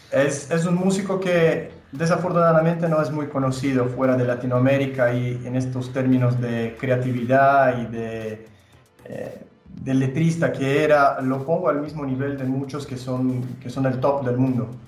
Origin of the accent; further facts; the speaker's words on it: Brazil; Spanish is a second language; soy brasileño, pero se nota por mi acento que tengo una conexión muy especial con, con Argentina